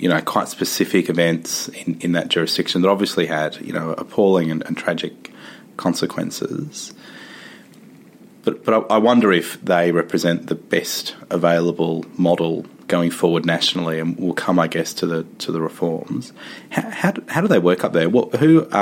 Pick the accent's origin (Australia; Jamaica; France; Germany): Australia; Victoria; my home state of Victoria